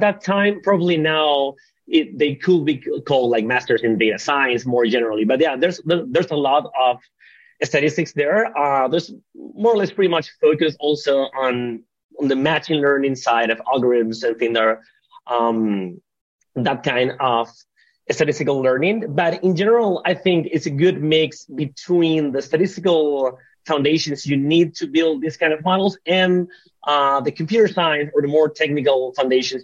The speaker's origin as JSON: {"language": "English", "country": "Venezuela", "tie": "born or raised there", "moved": "as an adult", "lives_now": "Barcelona, Spain", "said": "I was born and raised in Venezuela"}